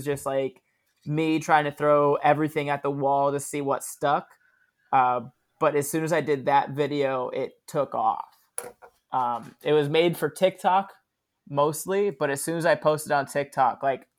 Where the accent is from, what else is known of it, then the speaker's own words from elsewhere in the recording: Daytona Beach, Florida, United States; I was born and raised in Daytona Beach, Florida, which is known worldwide, but not for any accurate reasons.